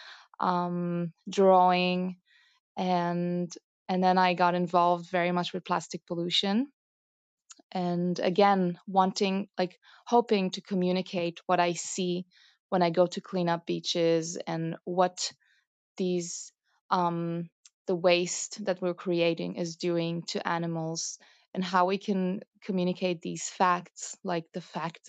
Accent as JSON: {"language": "English", "country": "Romania", "said": "I'm also originally Romanian"}